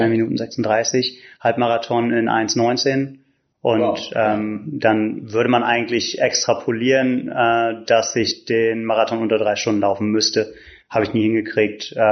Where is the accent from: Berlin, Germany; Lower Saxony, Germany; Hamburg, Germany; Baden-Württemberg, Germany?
Berlin, Germany; born there; Ich bin gebürtiger Berliner.